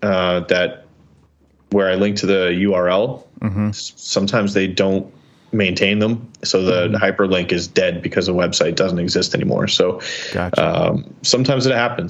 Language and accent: English; New York, United States; I'm a New Yorker.